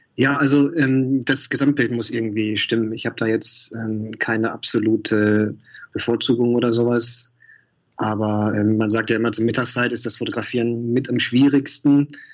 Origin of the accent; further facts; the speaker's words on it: Mülheim an der Ruhr, North Rhine-Westphalia, Germany; moved away as an adult; also born or lived in Duisburg; now in Berlin, Germany; ich bin auf Kohle geboren, ja, 85 auf die Welt gekommen, hatte neulich ähm, Ehrentag und ähm, habe dann äh, in Mülheim gelebt, in Duisburg studiert, dann nach Berlin gegangen